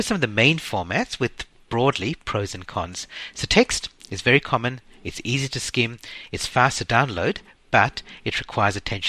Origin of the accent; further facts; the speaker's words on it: Sri Lanka; I was born in Sri Lanka, and growing up, we always spoke English in our household, but there's an occasional smattering of Sinhalese words